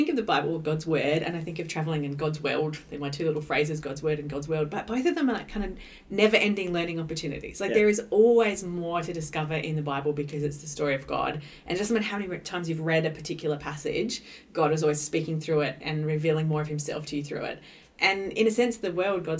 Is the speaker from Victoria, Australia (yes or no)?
no; New South Wales, Australia; moved away as an adult; now in Adelaide, Australia; I grew up in New South Wales and I came to Adelaide to go to university